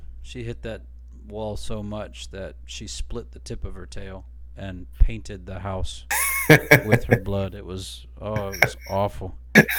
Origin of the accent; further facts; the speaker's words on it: Ohio, United States; also born or lived in Brunswick, Georgia / Shelby, Ohio / Loudonville, Ohio; I was born in Brunswick, Georgia, but I was raised in Ohio